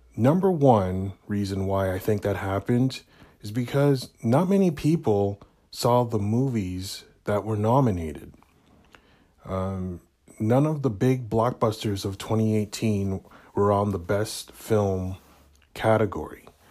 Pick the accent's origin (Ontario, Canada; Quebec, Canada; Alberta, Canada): Ontario, Canada; Hamilton; my hometown of Hamilton, Ontario, Canada